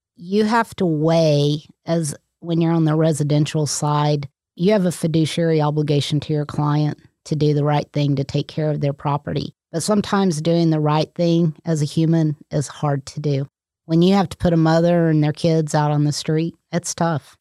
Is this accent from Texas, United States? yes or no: yes; Texas, United States; moved away as an adult; also born or lived in San Diego / Oklahoma; I grew up in Texas.